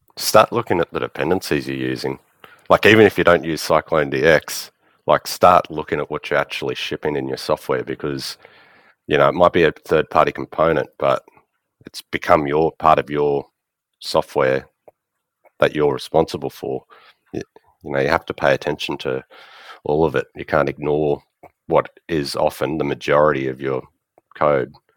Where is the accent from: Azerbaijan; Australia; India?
Australia; I'm from Australia.